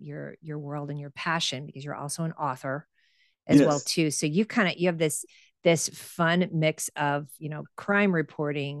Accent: Champaign, Illinois, United States; We grew up in Champaign, Illinois, folks, home of the U of I, home of Tony Harvey and Mia Voss

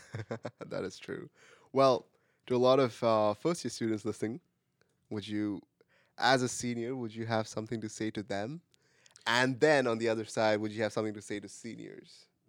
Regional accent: India; English is a second language; moved away as an adult; now in United States; I am from India.

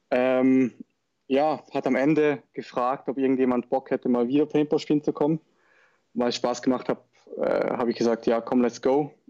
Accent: Schaffhausen, Switzerland; Ich komme aus der Schweiz, aus Schaffhausen, also sprich aus dem Norden.

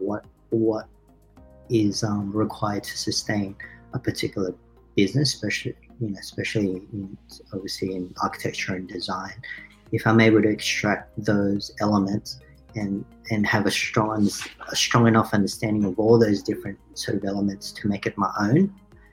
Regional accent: Australia; also born or lived in Philippines; we had growing up in Australia

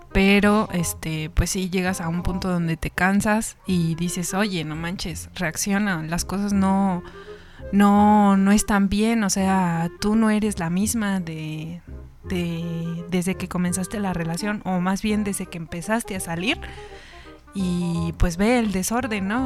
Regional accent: Querétaro, Mexico; also born or lived in Irapuato, Guanajuato; Nací allá, viví aquí en Querétaro, pero tengo costumbres del norte

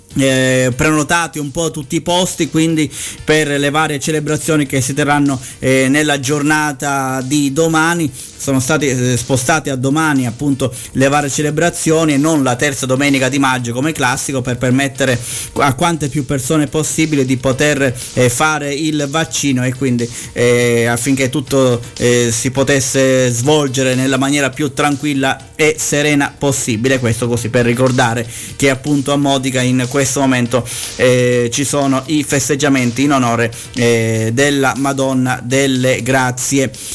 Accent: Sicily, Italy; dalle nostre parti in Sicilia

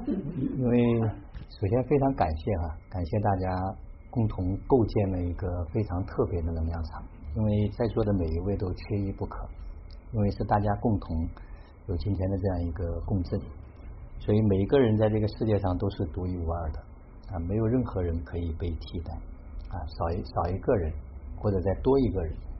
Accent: Xiangyang, Hubei, China; 我也是湖北人，我是我是对我是湖北襄阳人

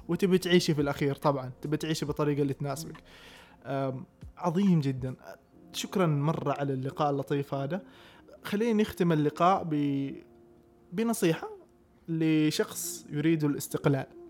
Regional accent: Taif, Makkah Province, Saudi Arabia; moved away as an adult; also born or lived in Jeddah; جيت انا من الطائف فجيت ادرس في جده

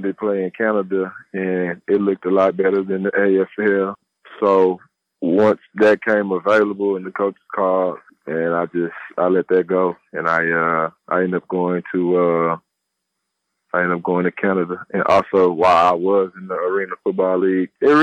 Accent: Baton Rouge, Louisiana, United States; moved away as an adult; also born or lived in Sacramento, California; Born and raised in East Baton Rouge, Louisiana Parish.

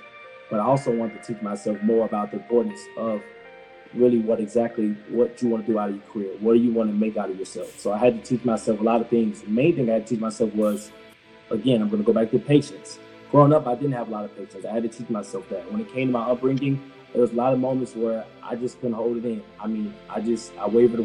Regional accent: Atlanta, Georgia, United States; my upbringing, born in Atlanta, raised in Atlanta

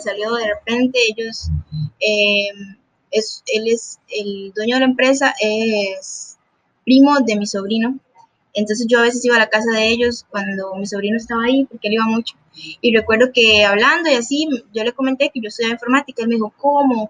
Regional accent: Puntarenas, Costa Rica; Yo soy de Punta Arenas, Costa Rica

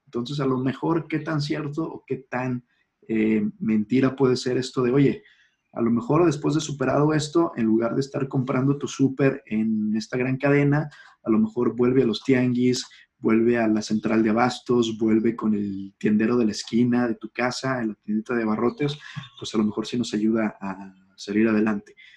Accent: Mexico; somos mexicanos y porque es la sociedad en la que nos toca vivir

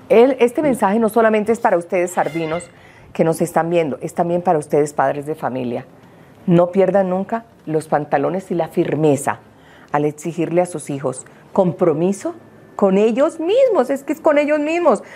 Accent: Colombia; cuántos colombianos aquí no hemos crecido por 52 años viendo sábados felices

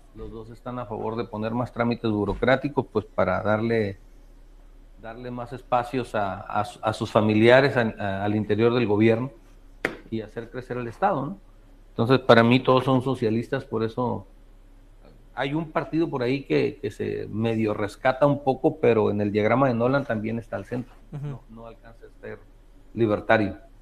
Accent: Baja California Sur, Mexico; soy de Baja California

